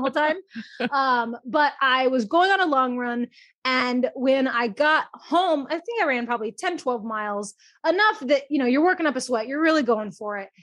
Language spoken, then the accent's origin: English; Texas, United States; moved away as an adult; also born or lived in Baltimore, Maryland; now in Portland, United States; I'm originally from Texas